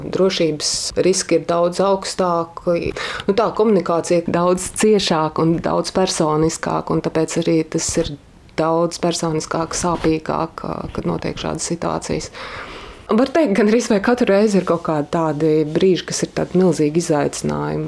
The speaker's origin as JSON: {"language": "Latvian", "country": "Latvia", "said": "es esmu no Latvijas"}